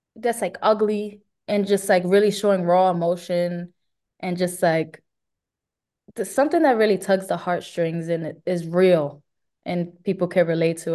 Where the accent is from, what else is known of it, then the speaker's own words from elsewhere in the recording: New York City, New York, United States; I'm Puerto Rican from the Bronx